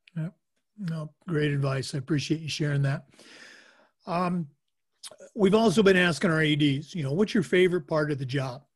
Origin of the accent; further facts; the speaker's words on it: Oregon, United States; moved away; I'm born and raised in Oregon